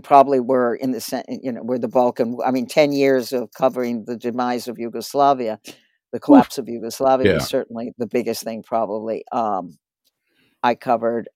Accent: Cambridge, Massachusetts, United States; my hometown, which is Cambridge, Massachusetts

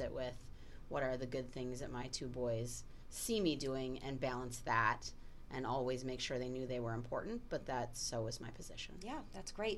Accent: Milwaukee, Wisconsin, United States; as a person who went to an all girls Catholic high school growing up in the Milwaukee area

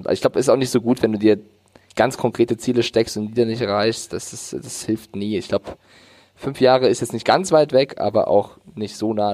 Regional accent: Frankfurt, Hesse, Germany; ich bin Frankfurter Junge, Carsten.

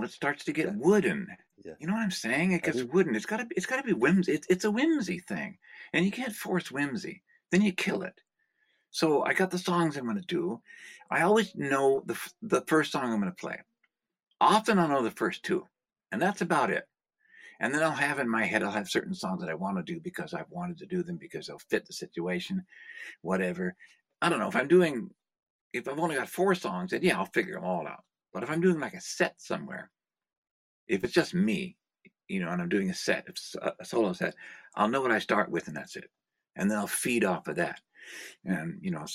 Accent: Lower Bay Area, California, United States; In California, I grew up in the Lower Bay Area.

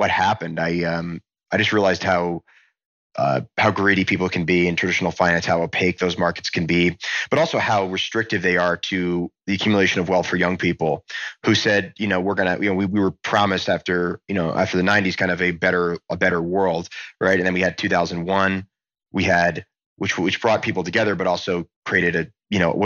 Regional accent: Montgomery, New Jersey, United States; I was a kid from New Jersey

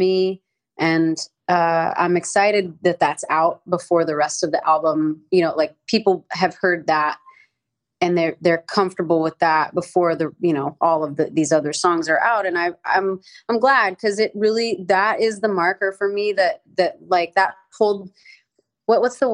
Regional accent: the South, United States; I grew up in the South

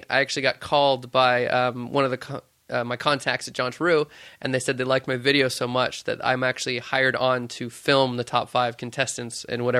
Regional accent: Stockton, California, United States; Yeah, I grew up in beautiful suburbia in small Stockton. And I was raised there for 19 years and then moved away.

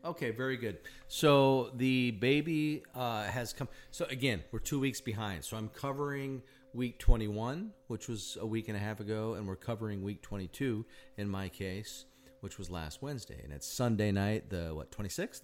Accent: Sioux Falls, South Dakota, United States; now in Indiana, United States; I grew up in Sioux Falls, South Dakota

